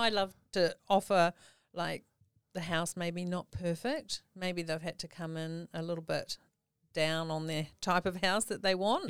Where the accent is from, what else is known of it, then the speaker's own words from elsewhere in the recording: New Zealand; now in Australia; my background is I'm a Kiwi